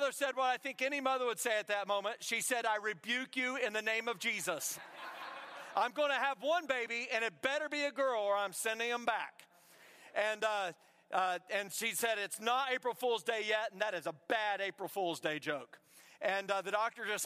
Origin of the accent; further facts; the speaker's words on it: Indiana, United States; now in South Carolina, United States; I come all the way from South Carolina. I'm originally from Indiana